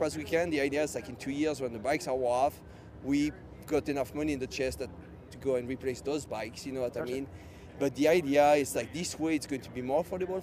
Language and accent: English; Kansas, United States; we are from Kansas